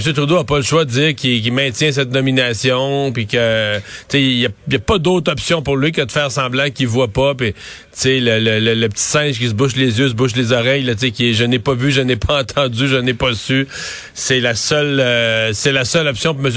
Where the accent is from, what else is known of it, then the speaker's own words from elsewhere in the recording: Quebec, Canada; en tant que Québécois, en tant que Québécois francophone